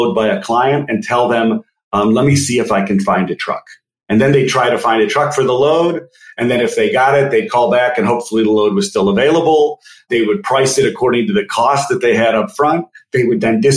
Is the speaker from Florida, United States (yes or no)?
no; Chicago, Illinois, United States; also born or lived in Philadelphia; Grew up in the north suburbs of Chicago